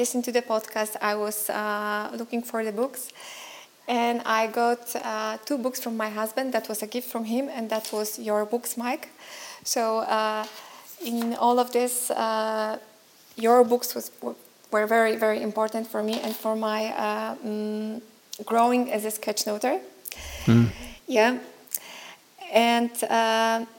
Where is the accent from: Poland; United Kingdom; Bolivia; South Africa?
Poland; Szczecin, West Pomeranian Voivodeship; I'm from Szczecin in Poland.